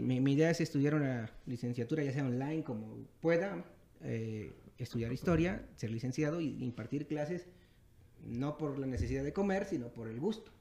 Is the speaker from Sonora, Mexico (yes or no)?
no; Nuevo Morelos, Veracruz, Mexico; moved away as an adult; now in Texcoco, Mexico; soy originario de Veracruz.